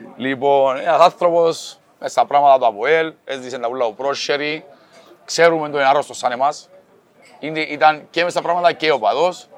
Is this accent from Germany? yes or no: no; Cyprus; είμαι από την Κύπρο